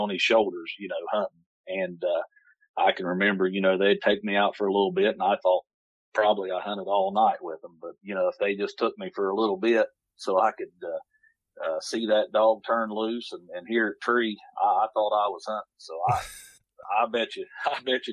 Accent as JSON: {"language": "English", "town": "Buena Vista", "region": "Ohio", "country": "United States", "tie": "born or raised there", "said": "Grew up in a little town called Buena Vista along the Ohio River"}